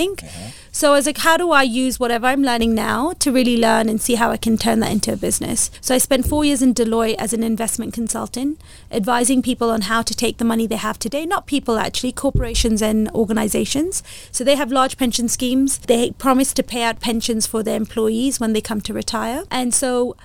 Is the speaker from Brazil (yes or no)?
no; Kenya; Being a Kenyan and Indian as well